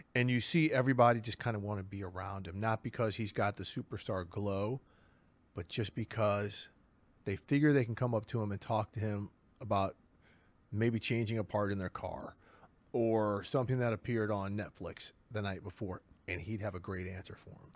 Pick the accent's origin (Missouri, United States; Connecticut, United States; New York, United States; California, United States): Missouri, United States; St. Louis; I'm from the other side of the state, from Saint Louis.